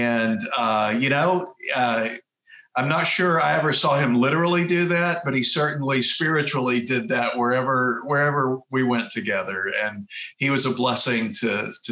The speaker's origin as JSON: {"language": "English", "region": "Texas", "country": "United States", "tie": "born or raised there", "also_born_or_lived": "Kauai, Hawaii", "moved": "as an adult", "said": "I grew up in Texas"}